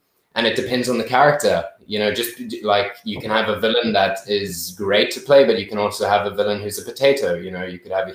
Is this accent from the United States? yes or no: no; Zimbabwe; growing up in Zim